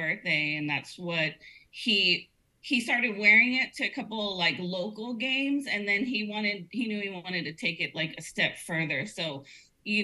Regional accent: Corpus Christi, Texas, United States; also born or lived in Austin, Texas; I was born here in Corpus, and then I lived in Austin for 8 years

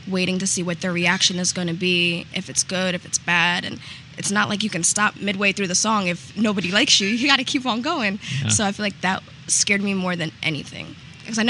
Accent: Egg Harbor Township, New Jersey, United States; now in Orlando, United States; I grew up in Egg Harbor Township

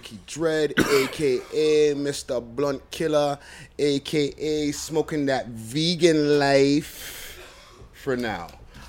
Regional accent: Montreal, Quebec, Canada; now in Toronto, Canada; from Montreal originally

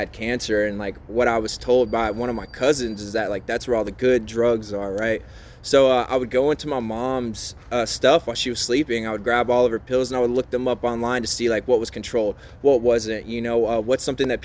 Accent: between New Orleans and Baton Rouge, Louisiana, United States; moved away; also born or lived in Mississippi; I grew up in the South between New Orleans and Baton Rouge, mostly a little bit of time in Mississippi

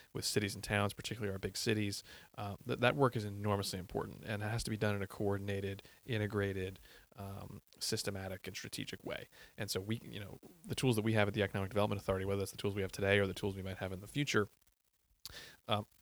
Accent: Bergen County, New Jersey, United States; moved away as an adult; also born or lived in New York City / Connecticut; I grew up in Bergen County

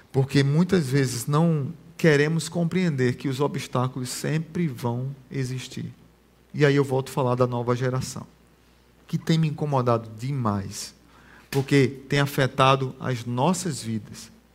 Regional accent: Barbacena, Pernambuco, Brazil; Quando eu era pequeno, lá em Barbacena, lá em Pernambuco

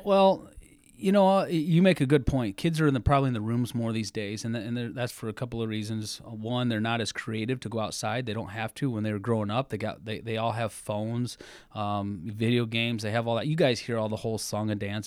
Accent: Cedar Rapids, Iowa, United States; I grew up in Cedar Rapids

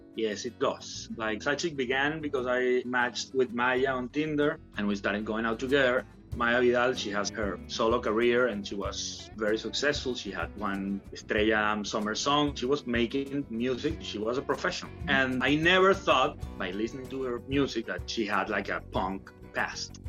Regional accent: Venezuela; now in Barcelona, Spain; I grew up in Venezuela

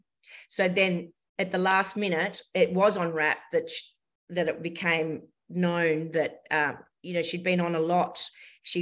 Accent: Kalgoorlie, Western Australia, Australia; My first paid job was in my hometown of Kalgoorlie. I grew up in Kalgoorlie in Western Australia.

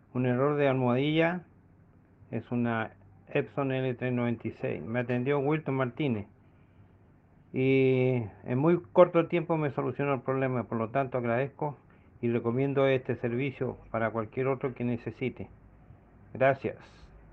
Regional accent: Chile; soy de Chile

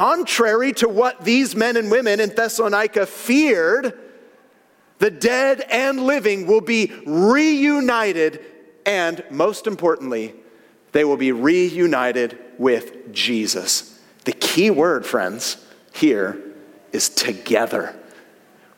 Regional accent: Northern California, United States; growing up in NorCal

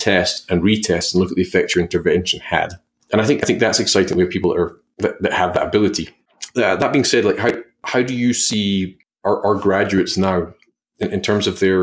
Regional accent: Australia; being an Aussie

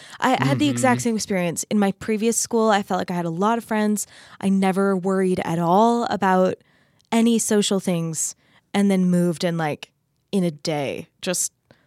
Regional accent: Arizona, United States; also born or lived in Texas / Utah; I grew up in Arizona and then lived in Texas and then Utah.

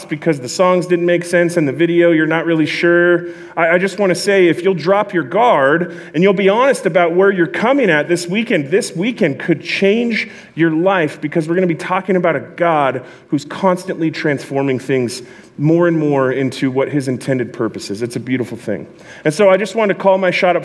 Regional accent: Southern California, United States; also born or lived in East Bakersfield, California; I'm from Southern California

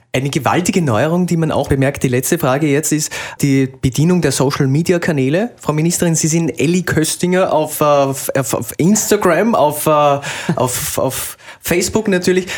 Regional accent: Salzburg, Austria; sage ich als Salzburger

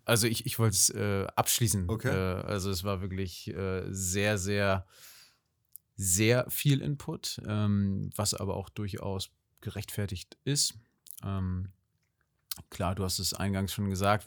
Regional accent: Kiel, Schleswig-Holstein, Germany; also born or lived in Hamburg; Ich komme einfach aus Kiel ähm, mit einer kleinen Zwischenstation in Hamburg und jetzt wieder in Kiel

